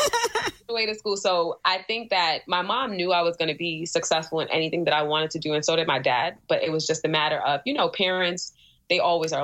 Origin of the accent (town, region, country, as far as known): New York City, New York, United States; also born or lived in Albany, New York